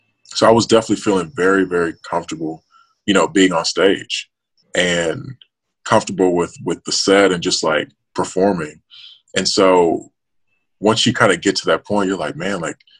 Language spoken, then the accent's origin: English; Memphis, Tennessee, United States; moved away as an adult; also born or lived in Nashville, Tennessee; Memphis, in my hometown